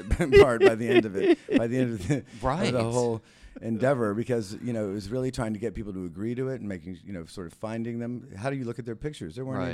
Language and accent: English; Texas, United States; also born or lived in Mexico; But it was a really nice way to sort of be reintroduced to my home state, which, you know, even though I was from there, it had changed an awful lot